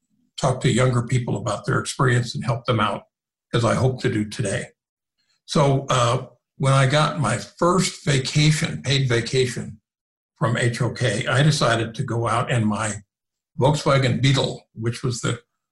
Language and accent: English; Illinois, United States; I grew up in the Midwest in a little industrial town in Illinois on the bank of the Mississippi River, really close to St. Louis, Missouri.